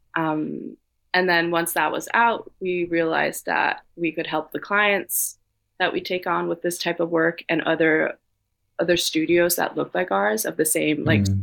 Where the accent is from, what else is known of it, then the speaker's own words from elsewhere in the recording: Copenhagen, Capital Region of Denmark, Denmark; moved away as an adult; now in New York City, United States; growing up in Copenhagen where everyone bikes